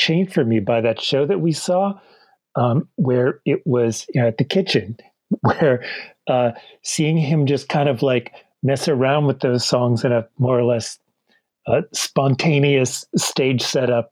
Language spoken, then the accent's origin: English; Milton, Massachusetts, United States; I'm from Milton, Massachusetts.